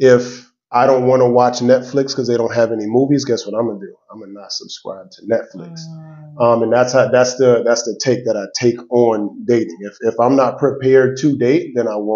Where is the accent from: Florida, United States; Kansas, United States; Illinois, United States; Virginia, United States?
Florida, United States; Miami; now in Atlanta, United States; I'm from Miami, Florida, originally. I'm here in Atlanta